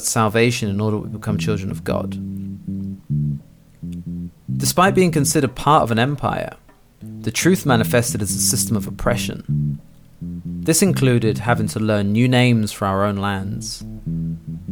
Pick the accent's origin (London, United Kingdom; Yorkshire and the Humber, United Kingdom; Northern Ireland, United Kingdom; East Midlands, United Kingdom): London, United Kingdom; I'm from London. No, but really. London